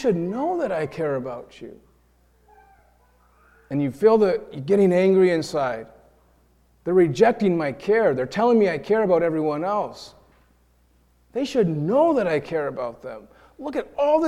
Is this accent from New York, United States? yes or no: yes; New York, United States; now in Iowa, United States; we're from New York, and we're an interracial couple